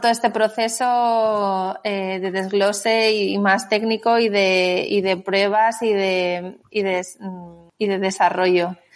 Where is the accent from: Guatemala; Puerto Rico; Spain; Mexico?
Spain; Salamanca, Castile and León; moved away as an adult; also born or lived in Valladolid; now in Barcelona, Spain; soy de Salamanca